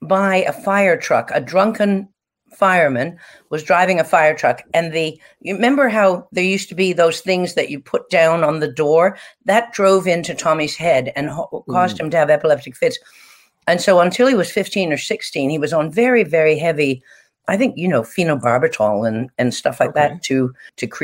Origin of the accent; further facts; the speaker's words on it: Newfoundland and Labrador, Canada; as a Newfoundlander